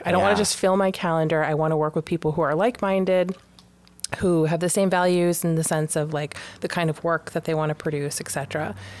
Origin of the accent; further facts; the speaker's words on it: Western Massachusetts, United States; also born or lived in Huntington Beach, California; So I'm from Massachusetts and I live in Boston, but I grew up in Western Massachusetts and split my time in Huntington Beach, California.